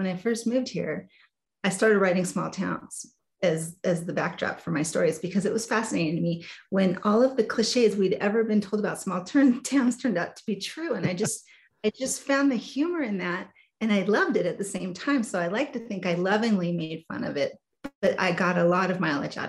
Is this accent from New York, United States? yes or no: yes; New York, United States; also born or lived in New Jersey, United States; And I was actually born back east, so I was born in New Jersey. We lived in New York, so I feel like I still have that New York girl in me.